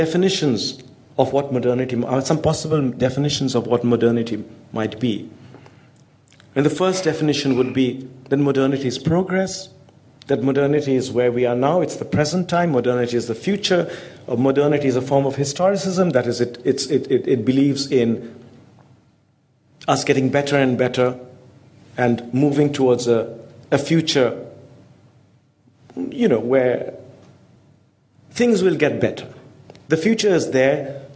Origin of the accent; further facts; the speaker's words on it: India; As an Indian